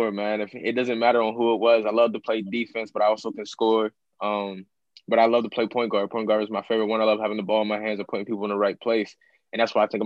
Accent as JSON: {"language": "English", "town": "Apollo", "region": "Pennsylvania", "country": "United States", "tie": "born or raised there", "said": "So I grew up kind of just moving around, but it's allowed me to adapt. So I say my hometown's Apollo, PA. Um, where my mom was born and raised."}